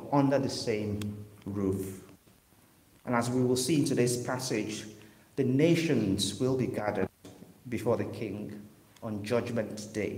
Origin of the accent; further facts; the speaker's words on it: Western Nigeria, Nigeria; now in Liverpool, United Kingdom; I grew up in Western Nigeria